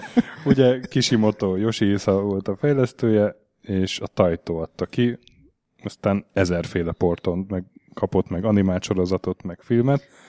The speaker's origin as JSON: {"language": "Hungarian", "country": "Hungary", "said": "Magyar vagyok"}